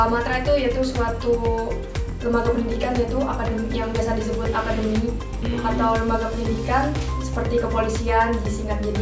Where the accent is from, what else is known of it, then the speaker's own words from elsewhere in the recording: East Java, Indonesia; Siap asli Jawa Timur.